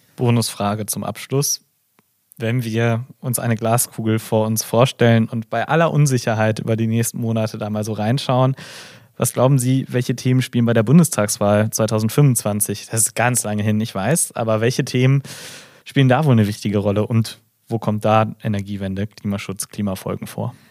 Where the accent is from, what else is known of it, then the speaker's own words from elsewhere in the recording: Gelsenkirchen, North Rhine-Westphalia, Germany; Ich bin gebürtiger Gelsenkirchner